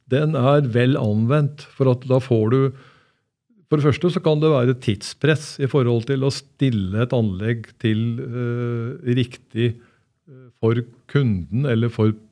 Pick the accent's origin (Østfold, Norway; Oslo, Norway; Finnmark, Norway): Oslo, Norway; Jeg er født på Adamstua i Oslo